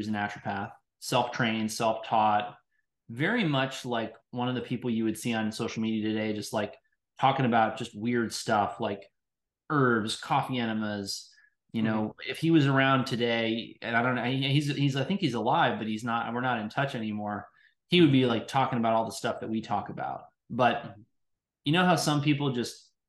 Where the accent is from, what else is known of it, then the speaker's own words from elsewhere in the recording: New York City, New York, United States; born there; I was born in New York City in the Upper